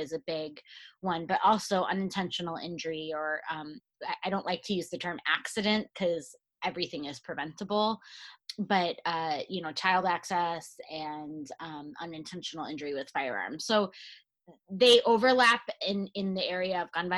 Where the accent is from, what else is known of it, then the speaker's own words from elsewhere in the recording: Michigan, United States; moved away as an adult; also born or lived in Chicago / St. Louis; now in New Jersey, United States; I grew up in Michigan